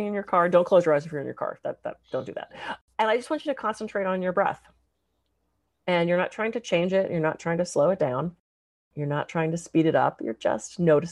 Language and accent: English; East Coast, United States; now in Santa Barbara, United States; Being that I'm from the East Coast, now I'm in Santa Barbara